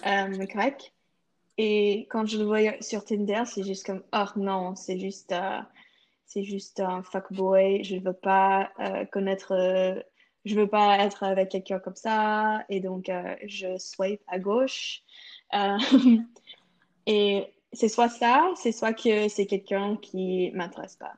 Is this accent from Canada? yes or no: yes; Canada